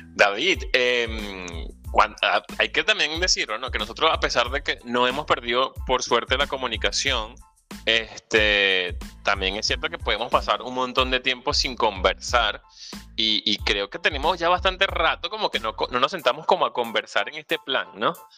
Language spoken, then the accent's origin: Spanish; Venezuela; moved away; Soy venezolano, emigrante